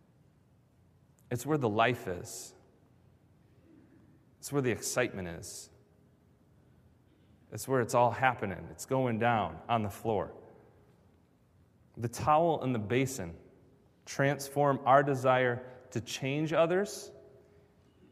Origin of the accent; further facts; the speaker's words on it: Grand Rapids, Michigan, United States; moved away; I was growing up in Grand Rapids